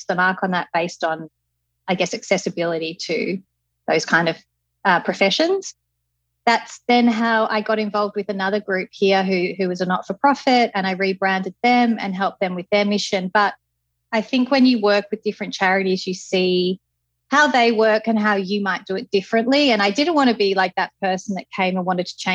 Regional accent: Melbourne, Victoria, Australia; moved away as an adult; also born or lived in London / Sydney; now in Bali, Indonesia; I'm born and bred in Melbourne, in Victoria, in Australia

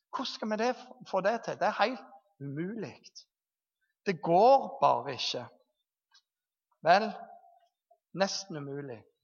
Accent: Jæren, Rogaland, Norway; moved away; Når jeg bodde hjemme på Jæren

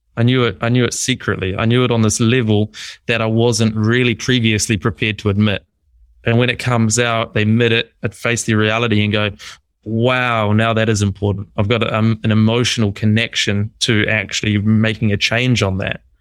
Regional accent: New Zealand; moved away; also born or lived in Melbourne, Australia; So I'm from New Zealand. I was living in Melbourne.

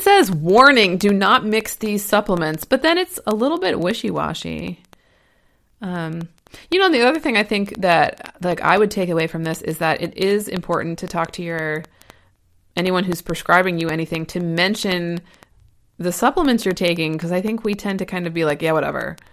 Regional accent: Ohio, United States; now in Portland, United States; I'm from Ohio and now I live in Oregon

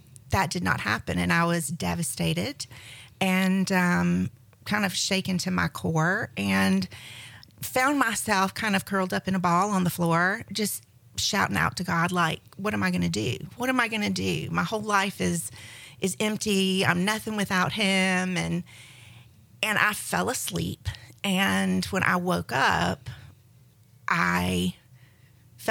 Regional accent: Middle Georgia, United States; moved away as an adult; also born or lived in Atlanta, Georgia / Winston-Salem, North Carolina; now in Emerald Coast, Florida, United States; I am from Georgia. I'm a Georgia native and was born in Middle Georgia

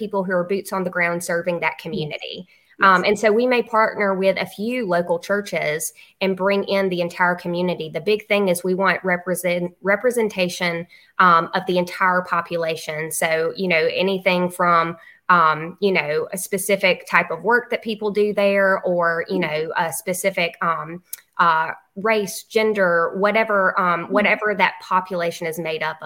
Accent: Luverne, Alabama, United States; I'm from Laverne, Alabama

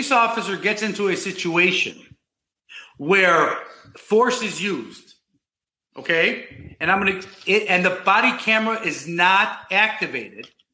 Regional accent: Chicago, Illinois, United States; moved away as an adult; now in Florida, United States; I grew up in Chicago. I went to Gordon Tech High School

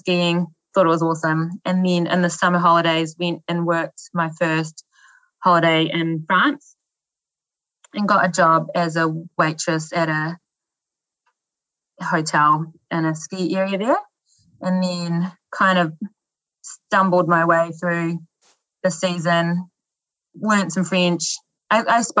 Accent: Dannevirke, Manawatū-Whanganui, New Zealand; moved away; also born or lived in Aspen, Colorado; In Dannevirke, which is a small town on the North Island.

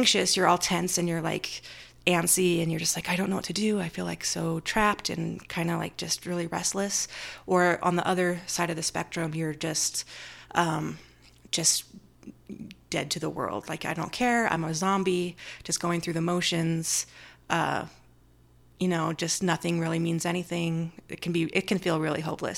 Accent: Orem, Utah, United States; I grew up in Utah, in Orem, just Utah Valley.

